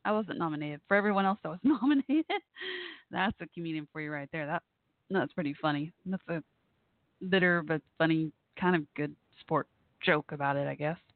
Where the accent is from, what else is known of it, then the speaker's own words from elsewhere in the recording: Dallas, Texas, United States; I'm from Dallas, Fort Worth